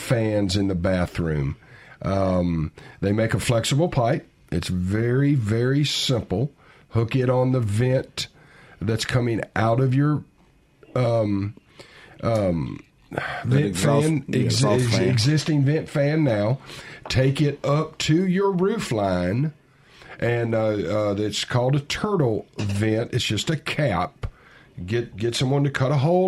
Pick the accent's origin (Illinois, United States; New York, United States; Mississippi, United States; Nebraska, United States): Mississippi, United States; Southaven; I'm from South Haven originally